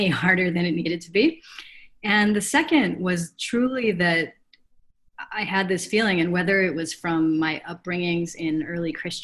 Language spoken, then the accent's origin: English; Chicago, Illinois, United States; also born or lived in Africa; I grew up on the North Shore of Chicago